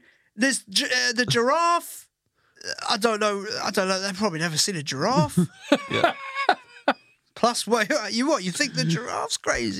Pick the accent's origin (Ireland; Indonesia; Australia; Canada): Ireland; But my nan, for Christmas, growing up in Ireland, would get a jug of jam.